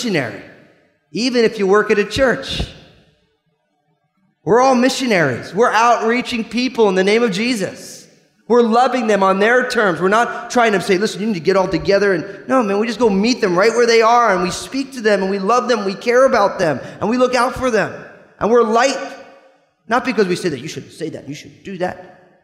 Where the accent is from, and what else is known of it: New Jersey, United States